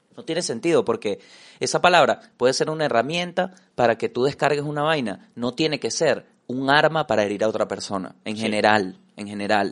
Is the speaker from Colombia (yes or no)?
no; Venezuela; como venezolano